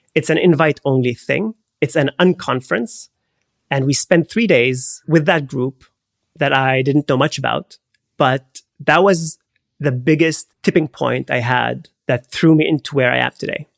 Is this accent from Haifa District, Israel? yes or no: yes; Haifa, Haifa District, Israel; born or raised there; moved away